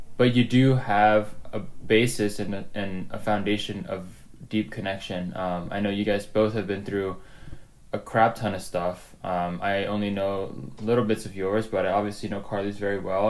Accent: Gaithersburg, Maryland, United States; also born or lived in Jakarta, Indonesia; I grew up in the United States in Gaithersburg, Maryland

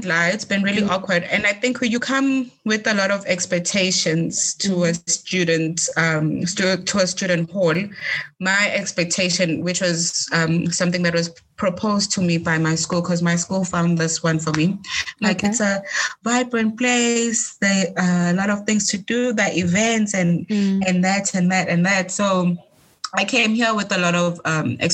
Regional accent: Eswatini; moved away; I'm from Swaziland

